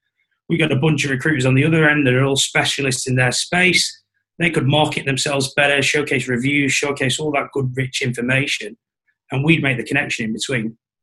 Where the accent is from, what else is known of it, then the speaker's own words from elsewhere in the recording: Blackpool, North West England, United Kingdom; Blackpool originally.